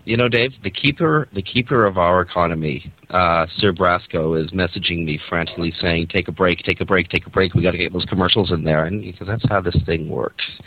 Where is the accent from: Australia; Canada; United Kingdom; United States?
Canada; I'm a Canadian